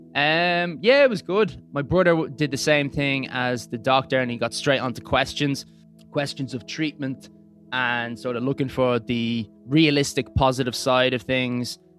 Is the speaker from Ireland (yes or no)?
yes; Dublin, Leinster, Ireland; moved away as an adult; now in England; originally from, uh, Clontarf, moved out to England